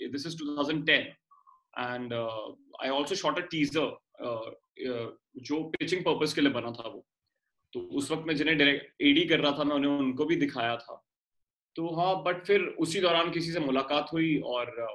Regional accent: Delhi, India; moved away as an adult; now in Mumbai, India; मैं दिल्ली से हूँ और और एक बड़ी टिपिकल मिडिल क्लास फैमिली से आता हूँ

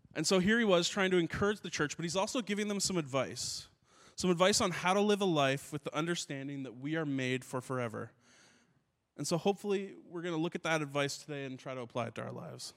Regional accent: Ottawa, Ontario, Canada; I grew up in Ottawa, and uh, in Ottawa

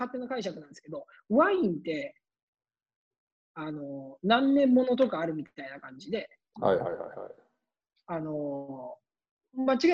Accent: Kansai, Japan; いやいや、どんな高度なテクニック言うと関西人ですから、

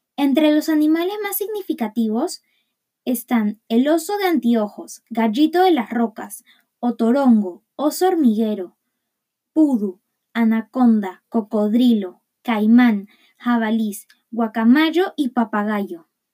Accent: Peru

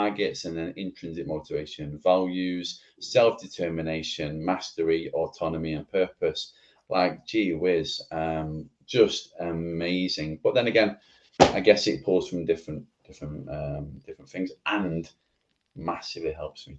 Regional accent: Oldham, North West England, United Kingdom; I am in Oldham, from Oldham. Manchester.

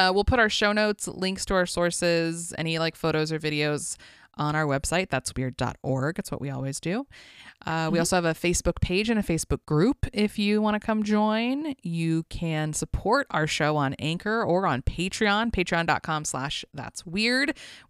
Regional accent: West Coast, United States; I don't know. I grew up on the West Coast.

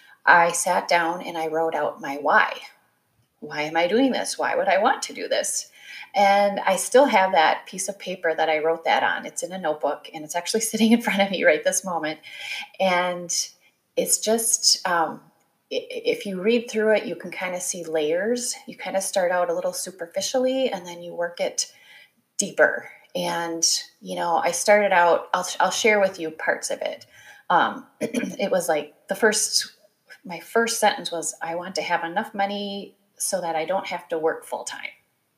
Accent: Midwest, United States; born or raised there

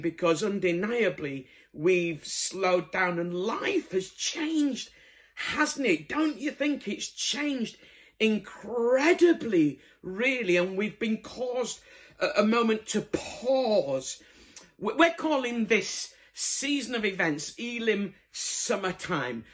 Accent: Bradford, Yorkshire and the Humber, United Kingdom; moved away; I'm originally from Bradford

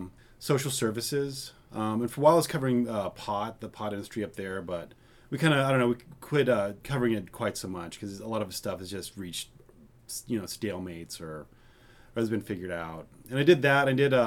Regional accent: Colorado, United States; moved away as an adult; also born or lived in Spokane / Pacific Northwest; Well, I grew up in Colorado in a little cow town in the mountains. I moved up to the Pacific Northwest as soon as I graduated from high school

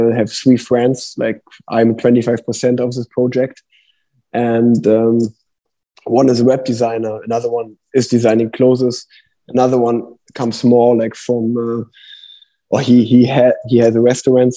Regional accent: Cologne, North Rhine-Westphalia, Germany; first language German; English is a second language; Cologne, my hometown

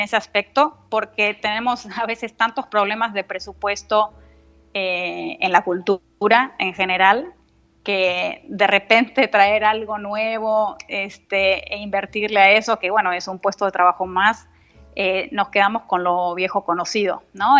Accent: Argentina; moved away; somos argentinos, solo nosotros dos

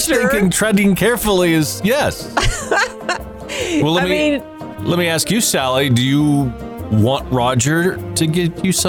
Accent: Seattle, Washington, United States; where I grew up in Seattle

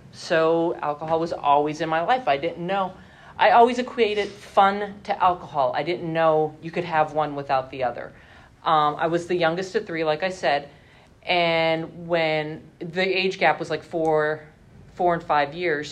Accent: Hazleton, Pennsylvania, United States; I lived at home with my parents because I'm from Hazleton

